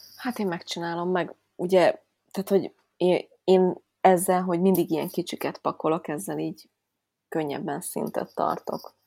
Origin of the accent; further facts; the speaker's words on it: Budapest, Hungary; Én, aki, értitek, fővárosba nőttem föl, és az állatkertbe láttam kecskét